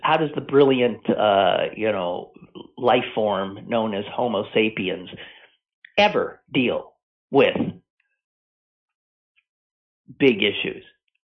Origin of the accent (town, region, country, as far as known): United States